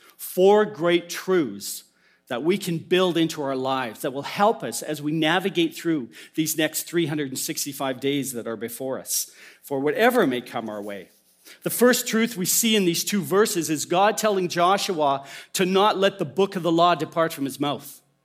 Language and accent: English; Alberta, Canada; as a young boy in the church I grew up in in Alberta